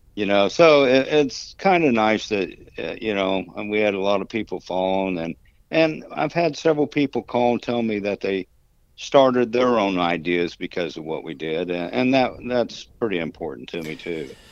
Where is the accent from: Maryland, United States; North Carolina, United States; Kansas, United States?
Kansas, United States; moved away as an adult; also born or lived in Dallas; I grew up in Kansas